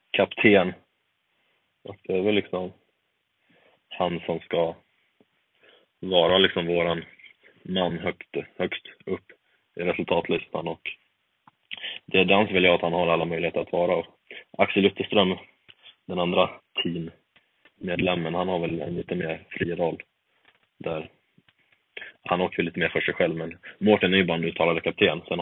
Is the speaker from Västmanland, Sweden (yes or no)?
no; Eksjö, Jönköping County, Sweden; now in Östersund, Sweden; vi har haft läger nere hemma i Eksjö får jag väl lov att säga